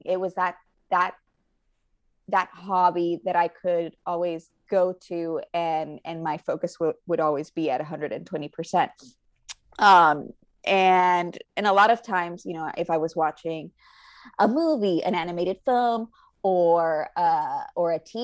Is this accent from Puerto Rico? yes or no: yes; Puerto Rico; moved away as an adult; now in Los Angeles, United States; I'm originally from Puerto Rico, born and raised